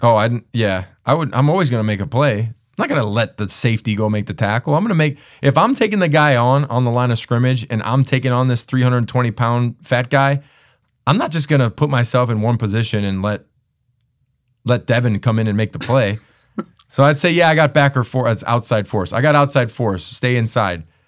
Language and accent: English; Chicago, Illinois, United States; I'm from Chicago. My family is from the area